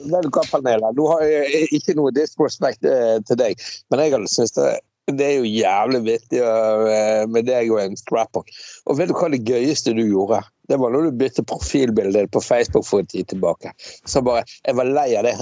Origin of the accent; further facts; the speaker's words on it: Bergen, Vestland, Norway; jeg er jo fra Laksevåg. Jeg kommer jo fra jævla arbeiderstrøk